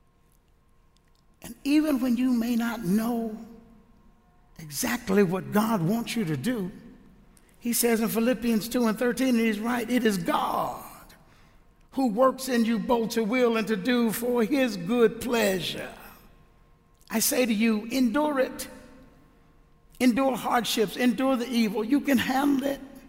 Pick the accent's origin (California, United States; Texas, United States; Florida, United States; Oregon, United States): Texas, United States; Houston; now in Mansfield, United States; I'm originally from Houston